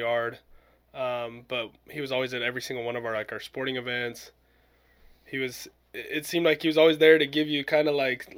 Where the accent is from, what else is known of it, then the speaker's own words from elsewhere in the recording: Utah, United States; I grew up in Utah